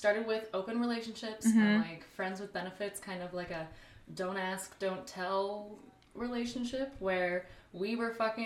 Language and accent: English; El Paso, Texas, United States; I'm from El Paso, Texas